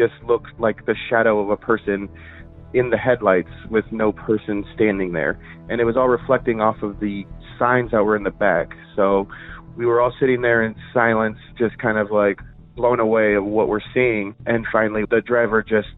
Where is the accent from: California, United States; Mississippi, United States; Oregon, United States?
California, United States; Yorba Linda; I grew up in the Yorba Linda area, so Orange County